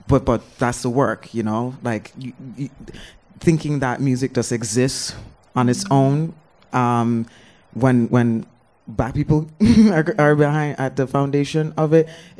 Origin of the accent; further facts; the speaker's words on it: Mandeville, Manchester Parish, Jamaica; moved away as an adult; also born or lived in New York; growing up in Jamaica